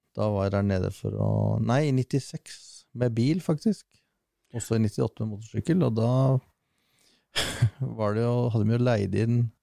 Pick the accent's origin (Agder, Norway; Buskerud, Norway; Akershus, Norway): Akershus, Norway; Sørumsand; Født og oppvokst på Sørumsand, eh, eller egentlig Sørum. Men så flytta jeg over til Sørumsand, det er bare en kilometer unna.